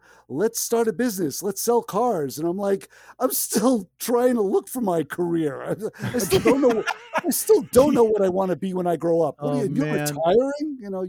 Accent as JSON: {"language": "English", "town": "New York City", "region": "New York", "country": "United States", "tie": "born or raised there", "moved": "yes", "lives_now": "Connecticut, United States", "said": "I grew up in Marine Park"}